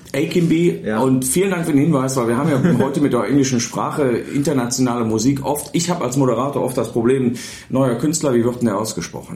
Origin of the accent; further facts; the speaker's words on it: Mönchengladbach, North Rhine-Westphalia, Germany; now in Bielefeld, Germany; Mönchengladbach, wo ich herstamme